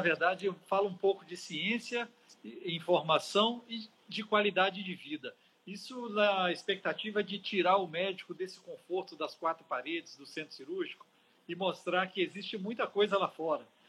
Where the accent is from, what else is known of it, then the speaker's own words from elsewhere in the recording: Minas Gerais, Brazil; also born or lived in Paris; now in Espírito Santo, Brazil; Sou mineiro que agora me sinto um capixaba.